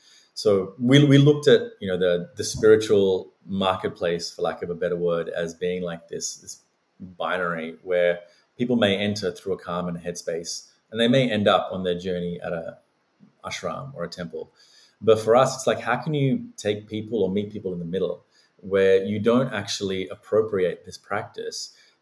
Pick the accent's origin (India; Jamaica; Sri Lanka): Sri Lanka; now in Australia; I was born and raised in the Buddhist tradition in Sri Lanka.